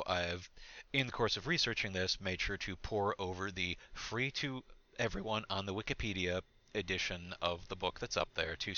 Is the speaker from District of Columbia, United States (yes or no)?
no; Michigan, United States; we are from Michigan. You and I, we're both from Michigan